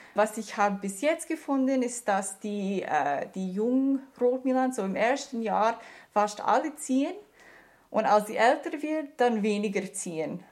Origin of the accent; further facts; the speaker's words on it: Canada; German is a second language; also born or lived in Germany; now in Canton of Lucerne, Switzerland; Also ich komme aus Kanada